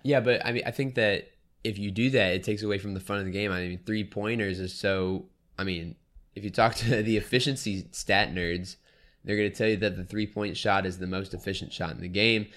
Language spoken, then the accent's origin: English; New Orleans, Louisiana, United States; I'm a Saints fan, I'm from New Orleans, but I'm, my family's from New Orleans